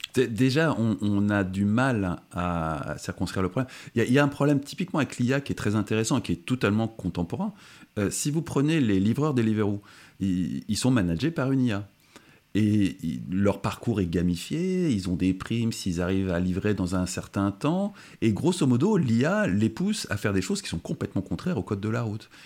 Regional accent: France; en tant que Français

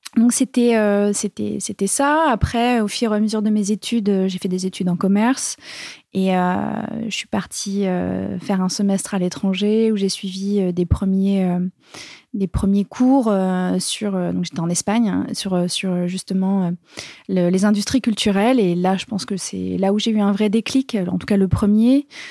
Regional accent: Bourges, Centre-Val de Loire, France; je viens de Bourges

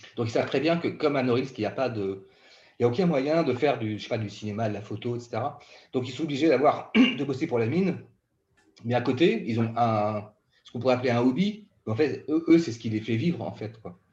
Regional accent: Brittany, France; J'ai grandi en Bretagne

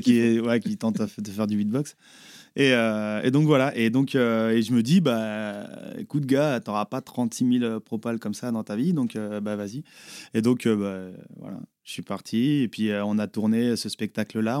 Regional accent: Les Herbiers, Pays de la Loire, France; aux Herbiers C'est mon bled de chez moi, 8-5

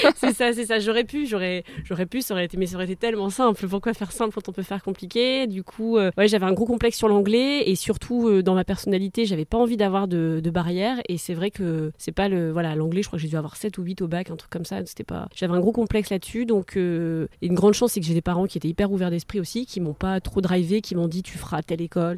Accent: French Flanders, near Hazebrouck, Hauts-de-France, France; j'ai grandi dans les Flandres, euh, près d'Asbrook

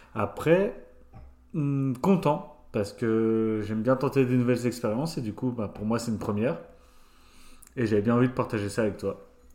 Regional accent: Étival-Clairefontaine, Grand Est, France; moved away as an adult; also born or lived in Nancy / Madrid / Valence; je suis originaire des Vosges de base, donc juste à côté, à une heure de Nancy

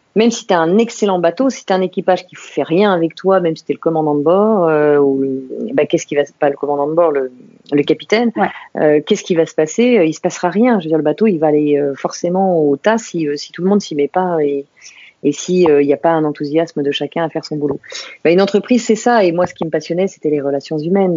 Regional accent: Saint-Maurice, Île-de-France, France; also born or lived in England; Je suis née à Saint-Maurice, tout à côté de, de, Paris. et j'ai vécu en banlieue parisienne pendant, pendant des années autour de Paris. Donc, mes racines sont en île de france

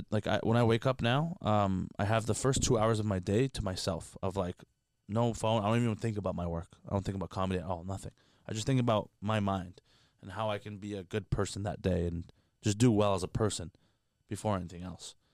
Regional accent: Canada; I'm Canadian.

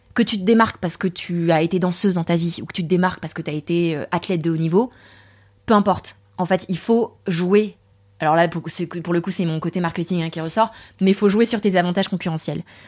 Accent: Saint-Germain-en-Laye, Île-de-France, France; also born or lived in Paris / Torcy; j'ai grandi à Saint-Germain-en-Laye. Et à Saint-Germain-en-Laye, autour de moi, mais il n'y a pas d'accent asiatique.

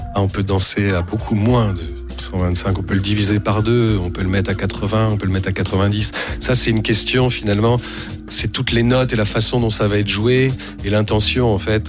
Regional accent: Blois, Centre-Val de Loire, France; je suis né à Blois

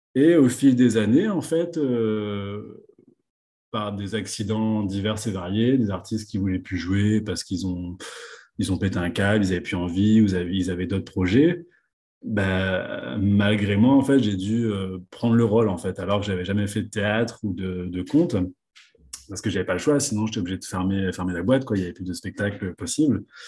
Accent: La Possession, Réunion; moved away as an adult; also born or lived in Le Port, Réunion / Paris, France; je suis né au port, à La Réunion. j'ai grandi à la possession

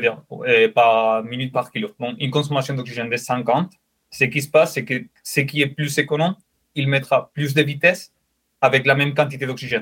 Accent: Spain; French is a second language; moved away as an adult; also born or lived in Saint-Etienne, France; now in France; je suis espagnol

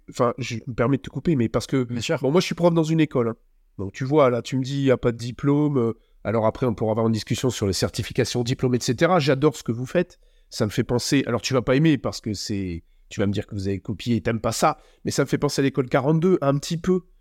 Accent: Belgium; Je suis belge.

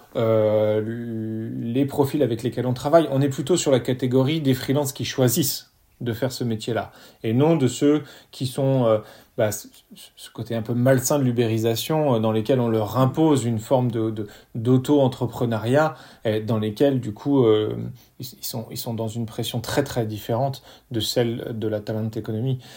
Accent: France; chez nous en France

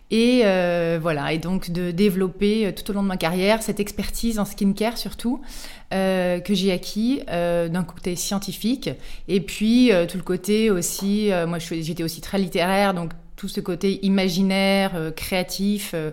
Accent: Auvergne-Rhône-Alpes, France; je suis originaire d'Auvergne, du Cantal. Donc le petit rond bleu, là, sur la carte de la météo, il fait euh, toujours moins 15 degrés.

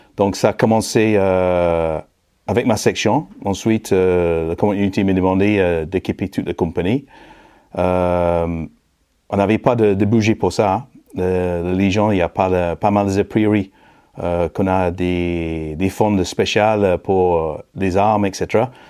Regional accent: Manchester, North West England, United Kingdom; French is a second language; moved away as an adult; now in France; anglais d'origine, né à Manchester dans la banlieue sud dans les années 60.

